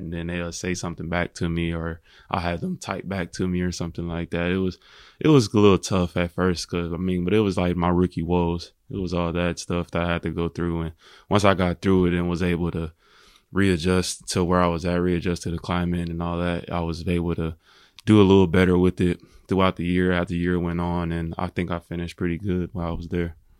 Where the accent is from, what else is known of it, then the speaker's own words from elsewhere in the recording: Indianapolis, Indiana, United States; I grew up in Indianapolis. I was born and raised there.